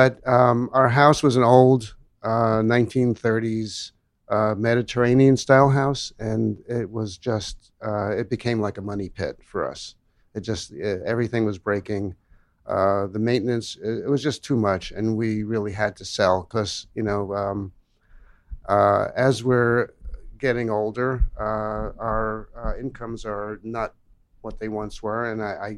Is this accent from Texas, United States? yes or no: no; New York City, New York, United States; moved away as an adult; also born or lived in Manhattan; now in Pasadena, United States; I'm born in born here in Manhattan, lived grew up in Brooklyn.